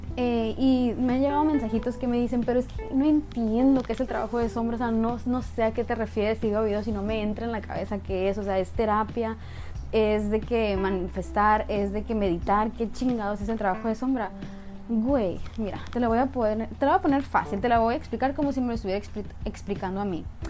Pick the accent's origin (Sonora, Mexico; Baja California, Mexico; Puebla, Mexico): Sonora, Mexico; yo soy sonorense, yo soy norteña de México